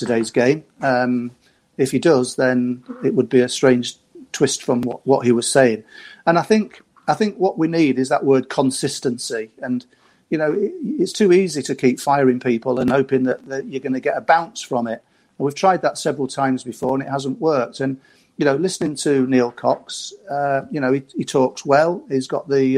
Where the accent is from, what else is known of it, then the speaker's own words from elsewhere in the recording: Scunthorpe, Yorkshire and the Humber, United Kingdom; we're lads from Scunthorpe